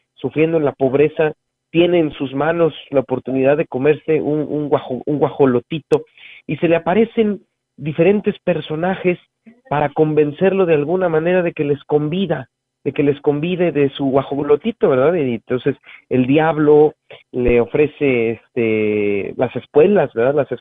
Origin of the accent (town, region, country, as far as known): Mexico